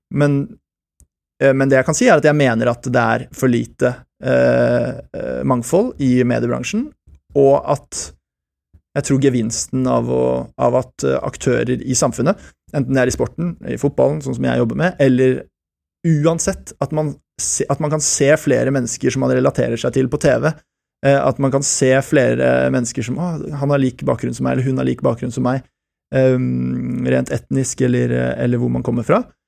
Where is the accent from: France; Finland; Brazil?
France; also born or lived in Switzerland; now in Norway; Jeg har berbisk opprinnelse, jeg er født i Sveits og oppvokst i Frankrike